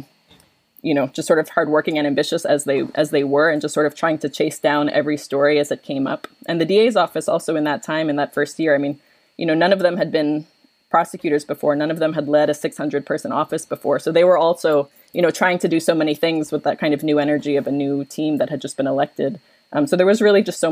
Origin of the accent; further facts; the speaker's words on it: New York, United States; moved away as an adult; now in Philadelphia, United States; I'm from New York. I relocated to Philadelphia